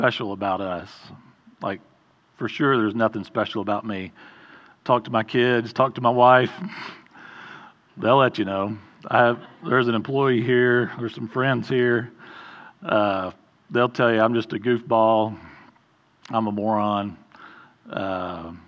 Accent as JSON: {"language": "English", "town": "Mount Juliet", "region": "Tennessee", "country": "United States", "tie": "born or raised there", "said": "I grew up mostly here in Mount Juliet. Went to Mount Juliet Elementary, Mount Juliet Junior High, Mount Juliet High School"}